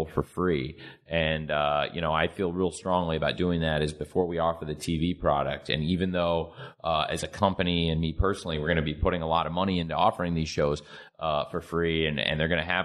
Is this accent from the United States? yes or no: yes; Jacksonville, Florida, United States; my hometown, Jacksonville, Florida